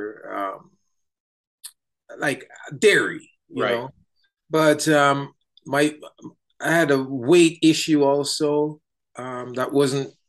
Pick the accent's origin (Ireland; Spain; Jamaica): Jamaica; now in Canada; I'm from Jamaica